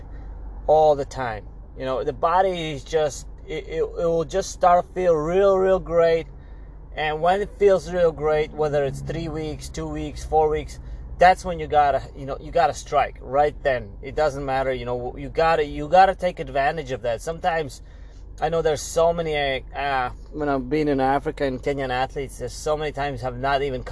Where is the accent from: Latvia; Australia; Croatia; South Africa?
Latvia; now in United States; my original country, I'm from Latvia originally